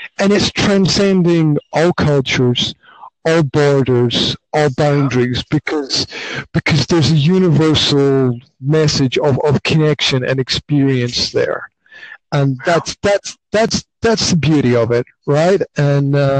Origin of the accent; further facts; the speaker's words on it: Highlands of Scotland, United Kingdom; I grew up in the Highlands of Scotland